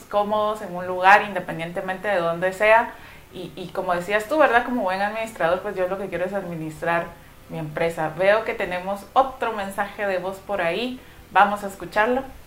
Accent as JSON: {"language": "Spanish", "town": "San José Pinula", "region": "Guatemala Department", "country": "Guatemala", "said": "soy de San José Pinula"}